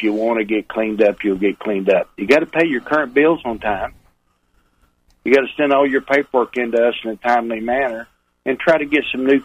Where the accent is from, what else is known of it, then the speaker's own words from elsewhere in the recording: Texas, United States; accent: cross between Texas and Oklahoma; also born or lived in Oklahoma; a little cross between Texas and Oklahoma accent. I'm right on the border